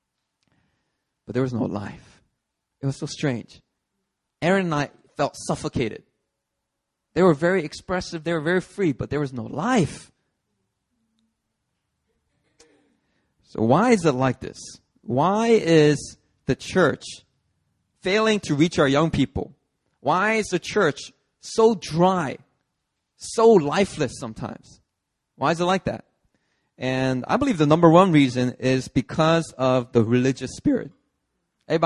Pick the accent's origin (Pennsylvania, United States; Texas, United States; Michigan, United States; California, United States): Pennsylvania, United States; Philadelphia; I grew up in Philly.